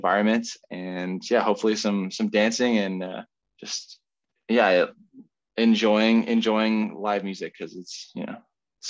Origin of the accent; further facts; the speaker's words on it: Ottawa, Ontario, Canada; moved away as an adult; now in Kingston, Canada; I'm from Ottawa originally, but I live in Kingston for a while